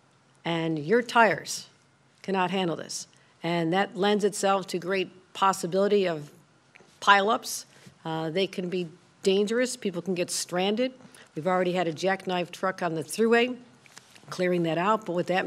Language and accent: English; Hamburg, New York, United States; now in Buffalo, United States; I am from Hamburg, and I live in the city of Buffalo